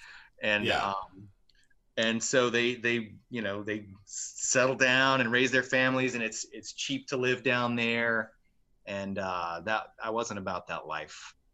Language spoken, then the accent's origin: English; Marksville, Louisiana, United States; moved away as an adult; I was born in Marksville.